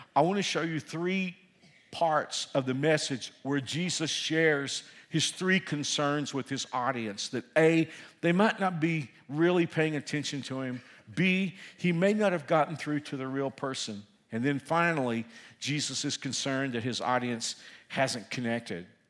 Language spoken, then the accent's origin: English; Fort Worth, Texas, United States; moved away; I'm from Fort Worth